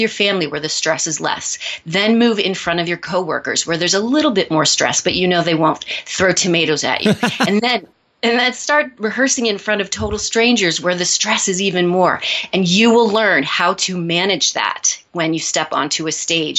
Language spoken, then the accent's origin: English; Missouri, United States; now in New York City, United States; Well, I am from Missouri. I moved to New York City many years ago to pursue a career in the performing arts.